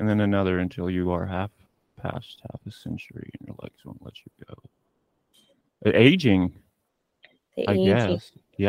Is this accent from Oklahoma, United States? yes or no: yes; Tulsa, Oklahoma, United States; we're both from Tulsa